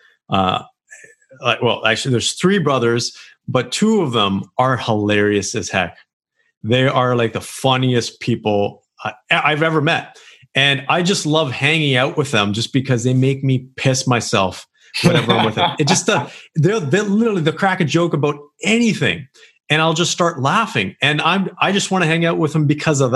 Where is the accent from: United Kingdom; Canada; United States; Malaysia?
Canada; here in Canada